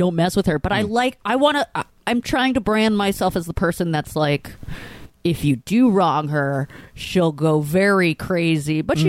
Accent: New Jersey, United States; maybe because I'm from Jersey and we're all very confrontational

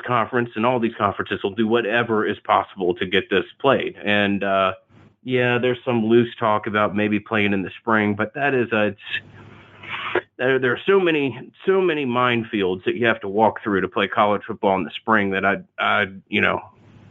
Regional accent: Atlanta, Georgia, United States; I grew up in Atlanta, Georgia here

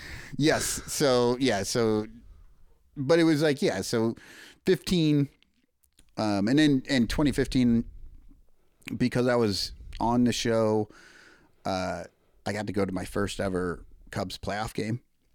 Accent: LeClaire, Iowa, United States; moved away; Yeah, I grew up in Eastern Iowa, right across the street in LeClaire. So just north of the Quad Cities and right across the street from the Mississippi.

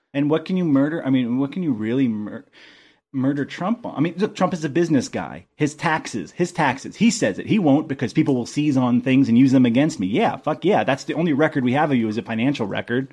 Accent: Athens, Georgia, United States; moved away; I'm from Georgia

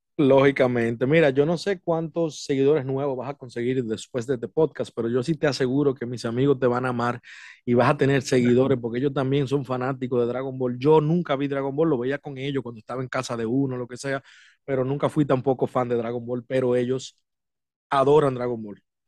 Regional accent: Dominican Republic; now in United States; soy de República Dominicana, eh, residiendo aquí en los Estados Unidos

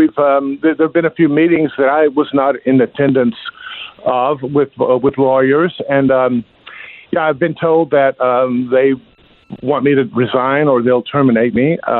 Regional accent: California, United States; now in South Carolina, United States; You know, I came from California to South Carolina

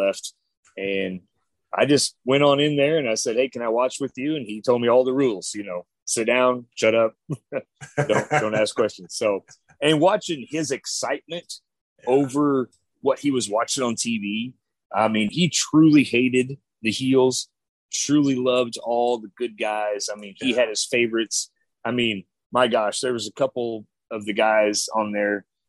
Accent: Chillicothe, Missouri, United States; I'm actually from a small little town called Chillicothe, Missouri

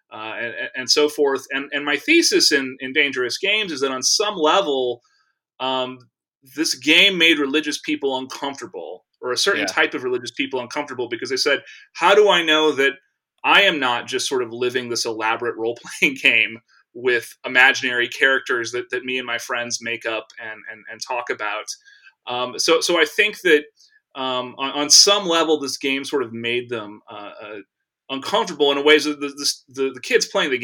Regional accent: Texas, United States; I grew up in Texas

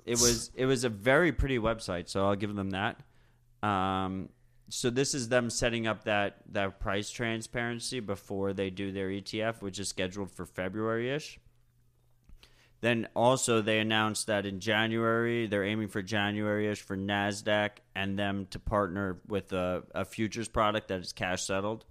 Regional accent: United States; we're Americans

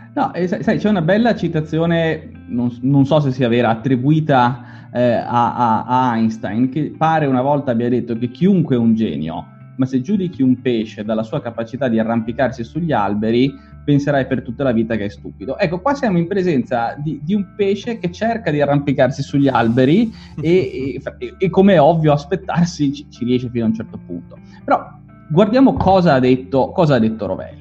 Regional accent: Genoa, Liguria, Italy; Io sono di Genova

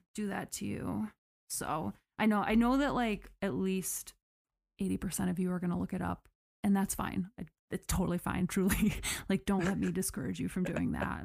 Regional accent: United States; I am that American

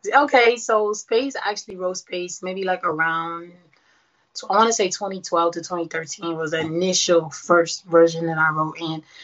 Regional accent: New York City, New York, United States; moved away as an adult; now in Houston, United States; born and raised Brooklyn, New York.

